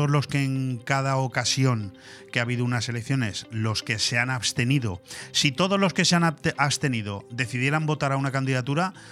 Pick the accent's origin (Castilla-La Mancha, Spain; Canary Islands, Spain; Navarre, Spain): Canary Islands, Spain; yo, soy de La Palma